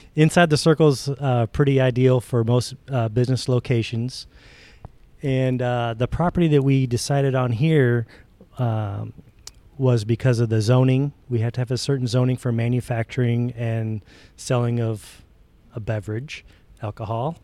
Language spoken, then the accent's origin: English; Northern Indiana, United States; now in Kentucky, United States; I'm from Northern Indiana. Uh, I've lived in Kentucky for 30 some years